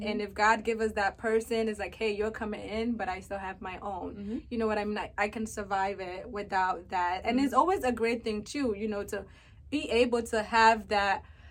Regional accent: Ghana; my fellow Ghanaians, African girls

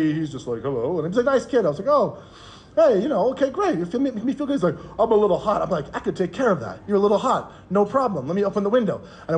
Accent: Canada; moved away as an adult; also born or lived in Korea / New York City; I'm from Canada, so I'm not from New York City

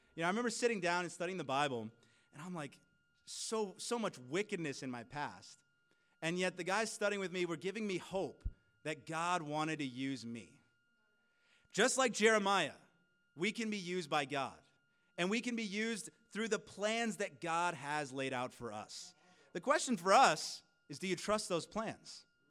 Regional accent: California, United States; now in Canada; I am originally from California

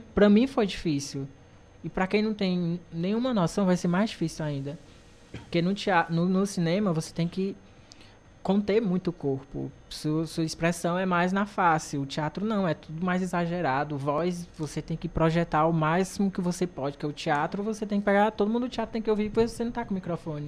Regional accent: Cariri region, Ceará, Brazil; nós três daqui da região

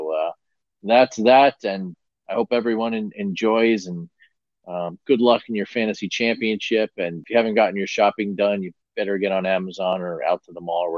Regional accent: New Jersey, United States; now in West Coast, United States; my days as a youngster growing up in North Jersey, just across the river from New York City.

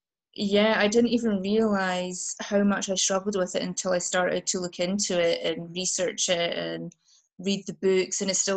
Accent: Highlands of Scotland, United Kingdom; moved away as an adult; now in Glasgow, United Kingdom; I grew up in the Highlands of Scotland

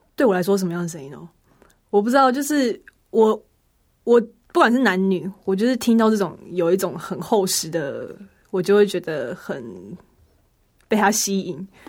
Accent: Hsinchu, Taiwan; 是新竹的城市之光圣教会

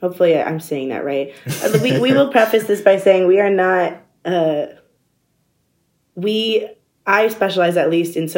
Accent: southern Virginia, United States; moved away as an adult; also born or lived in DMV area; I'm originally from like a southern area of Virginia, but for most of my college like career, I've been in the DMV area.

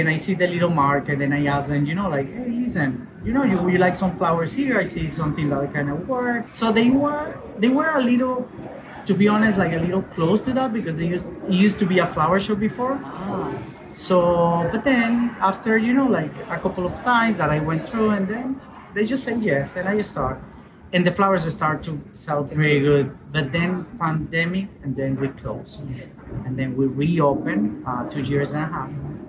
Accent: Venezuela; English is a second language; moved away as an adult; basically, I came 6 years ago from Venezuela

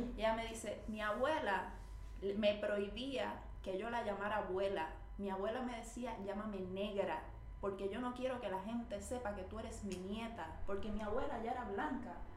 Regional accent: Puerto Rico; moved away as an adult; como puertorriqueños y puertorriqueñas estamos en un momento de realmente entender cuál es nuestra raíz

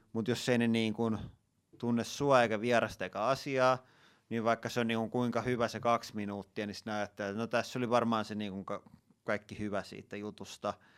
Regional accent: Tampere, Pirkanmaa, Finland; mä oon asunut koko ikäni Tampereella

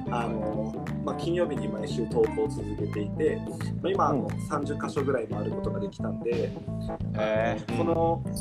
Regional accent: Okinawa, Japan; この沖縄で生まれ育って

